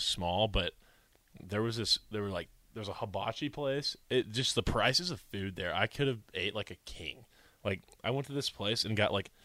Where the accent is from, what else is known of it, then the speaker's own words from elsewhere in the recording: Houston, Texas, United States; moved away as an adult; now in Nebraska, United States; we're from Houston, both of us, because we're brothers.